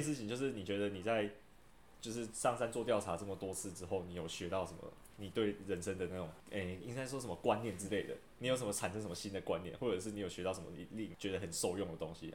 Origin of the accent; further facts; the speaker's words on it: Taiwan; 我从小住在山上，两千多公尺